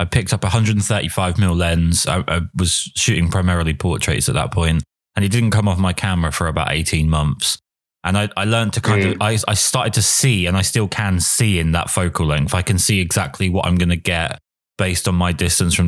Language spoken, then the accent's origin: English; England, United Kingdom; as an Englishman